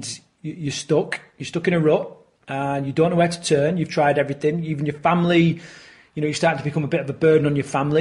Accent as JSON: {"language": "English", "region": "Yorkshire and the Humber", "country": "United Kingdom", "tie": "born or raised there", "said": "growing up in the era that I grew up in Yorkshire"}